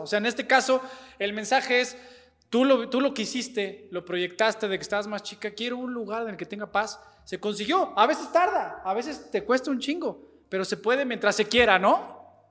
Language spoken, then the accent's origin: Spanish; Mexico City, Mexico; yo soy chilango